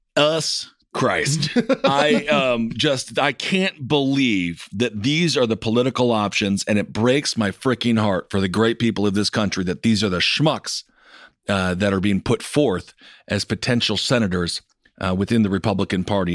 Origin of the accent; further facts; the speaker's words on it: United States; growing up in America